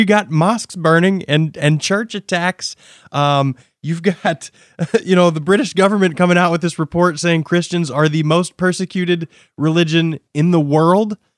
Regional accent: United States; I'm an American

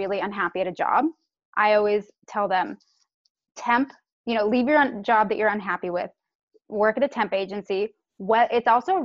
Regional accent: San Francisco, California, United States; I'm actually sixth generation born and raised in San Francisco.

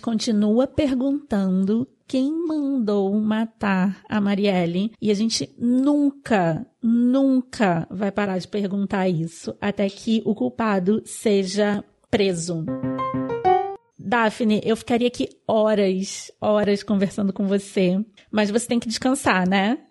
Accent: Rio de Janeiro, Brazil; Eu sou do Rio de Janeiro, eu voto no Rio de Janeiro

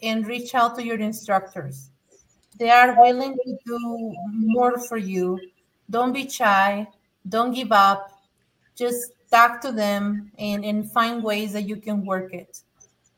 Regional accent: Mexico; English is a second language; now in United States; I'm an immigrant from Mexico. English is my second language

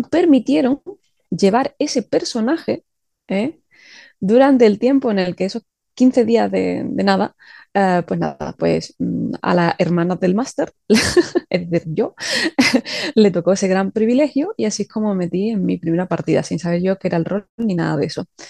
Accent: Seville, Andalusia, Spain; yo soy de Sevilla, y aquí hace calor en verano

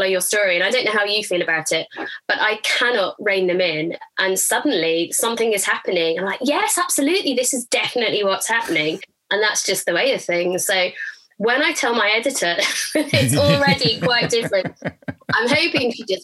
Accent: Durham, North East England, United Kingdom; So I grew up in Durham, which is another kind of similar to Canterbury, kind of big cobbled cathedral town

